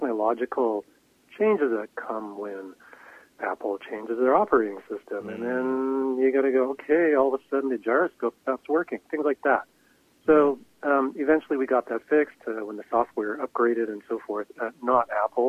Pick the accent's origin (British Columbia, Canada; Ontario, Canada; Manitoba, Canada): British Columbia, Canada; Vancouver; growing up in Vancouver